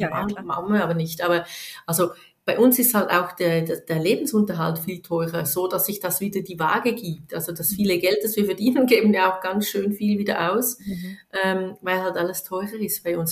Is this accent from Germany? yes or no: no; Switzerland; bei uns in der Schweiz